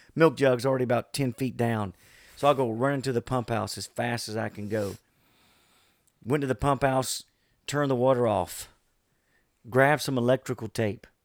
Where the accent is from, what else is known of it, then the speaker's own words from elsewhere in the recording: Bayou George, Florida, United States; moved away as an adult; Bayou George was uh, a unique place to grow up.